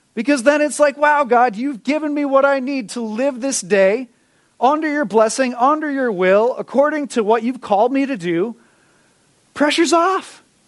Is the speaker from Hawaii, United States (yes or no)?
no; Minnesota, United States; we're from Minnesota. You know, we are naturally peacekeepers.